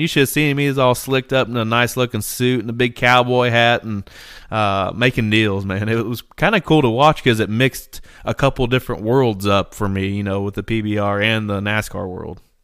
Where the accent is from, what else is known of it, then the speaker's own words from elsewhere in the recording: Indiana, United States; we're from Indiana